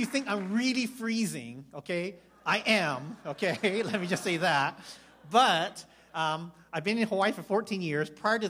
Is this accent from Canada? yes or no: yes; Victoria, British Columbia, Canada; born there; also born or lived in Vancouver / Calgary; I was born in Victoria, Canada, lived in Vancouver, and that's why I also lived in Calgary for 7 years.